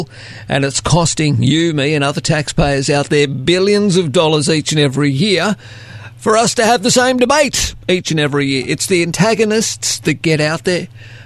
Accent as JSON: {"language": "English", "town": "Sydney", "region": "New South Wales", "country": "Australia", "tie": "born or raised there", "said": "That's how I grew up. I came from Sydney's west"}